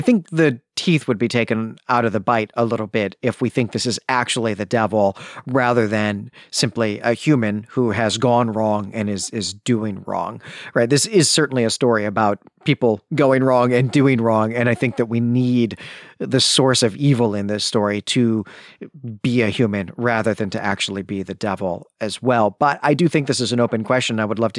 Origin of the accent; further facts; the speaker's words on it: Chicago, Illinois, United States; which, of course, is offensive to me as someone who was born and raised in Chicagoland.